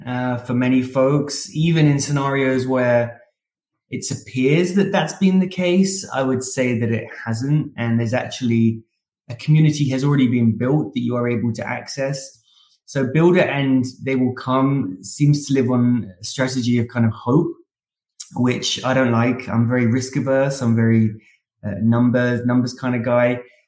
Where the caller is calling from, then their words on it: Austin, Texas, United States; I am Austin in Texas.